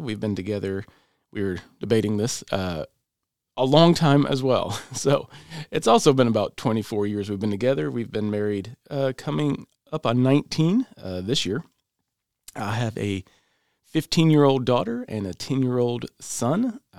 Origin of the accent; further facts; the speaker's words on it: Michigan, United States; I'm from Michigan. We moved to Tennessee in about 1993.